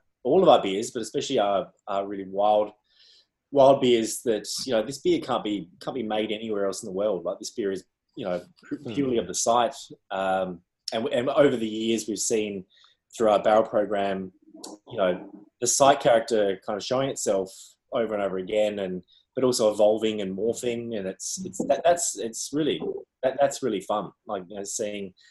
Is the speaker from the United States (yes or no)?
no; Adelaide, South Australia, Australia; I'm also from Adelaide